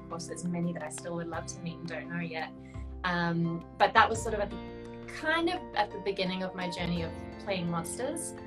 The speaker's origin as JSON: {"language": "English", "country": "South Africa", "tie": "born or raised there", "moved": "yes", "said": "where I grew up, I grew up in South Africa."}